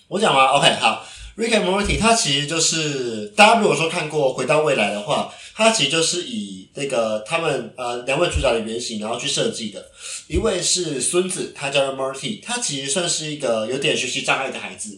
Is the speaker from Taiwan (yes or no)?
yes; Taiwan; 以我台湾人的立场